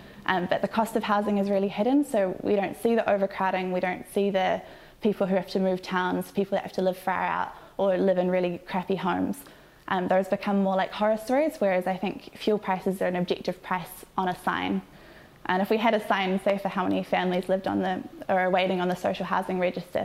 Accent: Tauranga, Bay of Plenty, New Zealand; I'm from Tauranga

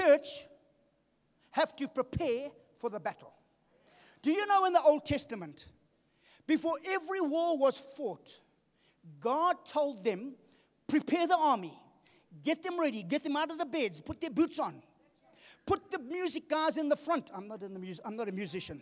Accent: Durban, KwaZulu-Natal, South Africa; I come from Durban. We used to surf in Durban

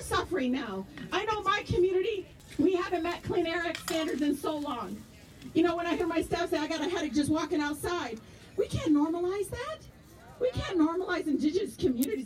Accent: Detroit, Michigan, United States; I grew up in Southwest Detroit

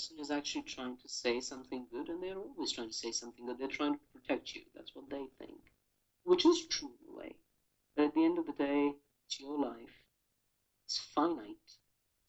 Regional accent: India; growing up in India

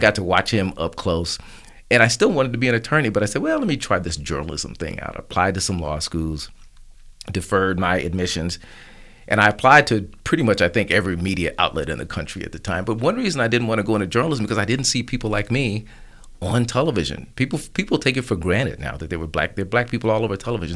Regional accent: Tulsa, Oklahoma, United States; I grew up really in the last days of Black Wall Street.

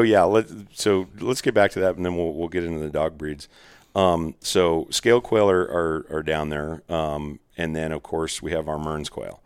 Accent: Arizona, United States; I'm from there

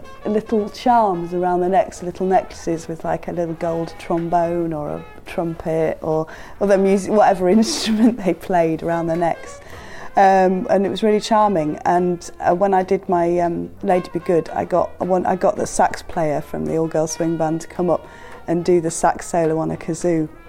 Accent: Leeds, Yorkshire and the Humber, United Kingdom; moved away; I grew up in Leeds, and my mum and dad are still there

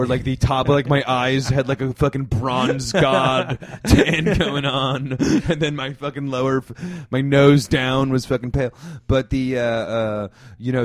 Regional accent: Northeast, United States; Growing up in the Northeast

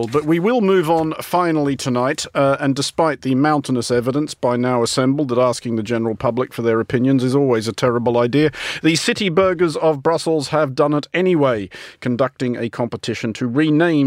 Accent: Australia; now in United Kingdom; Australia, which is, of course, my home country, where I do still spend a reasonable amount of time

